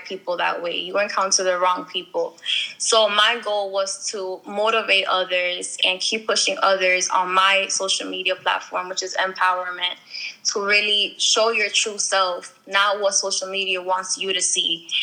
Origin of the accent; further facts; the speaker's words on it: Paterson, New Jersey, United States; moved away as an adult; now in Clifton, United States; I'm originally from Paterson, New Jersey. I currently moved to Clifton, New Jersey in February